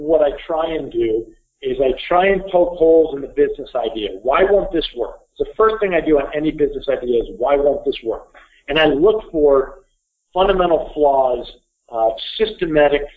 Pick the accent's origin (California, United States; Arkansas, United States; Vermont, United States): Vermont, United States; Burlington; grew up here in Burlington, Vermont.